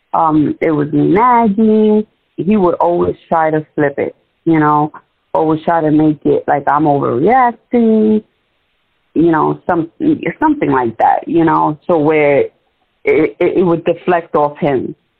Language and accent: English; New York, United States; moved away; we grew up in New York.